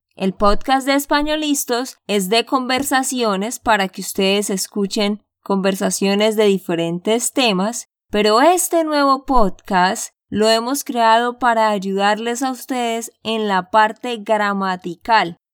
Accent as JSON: {"language": "Spanish", "region": "Santander", "country": "Colombia", "said": "de Santander, Colombia"}